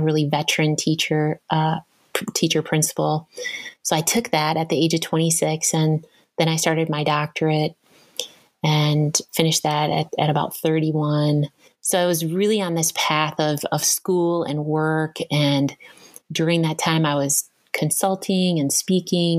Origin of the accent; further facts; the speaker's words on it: Madison, Wisconsin, United States; also born or lived in Southern California / East Coast; now in Minnesota, United States; I grew up in Madison, Wisconsin